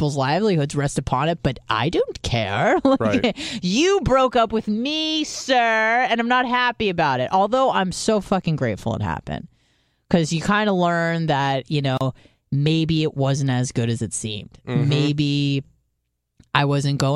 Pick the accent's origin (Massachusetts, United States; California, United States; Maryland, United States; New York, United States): California, United States; San Diego; moved away as an adult; also born or lived in Detroit; I'm from San Diego